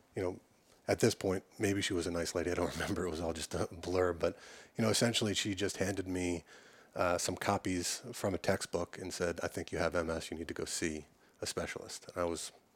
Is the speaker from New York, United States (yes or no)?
yes; Long Island, New York, United States; I grew up on Long Island